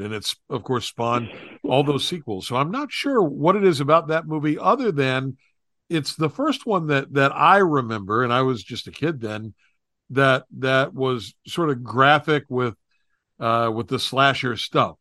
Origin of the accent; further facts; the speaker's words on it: West Virginia, United States; moved away; back in my home state of West Virginia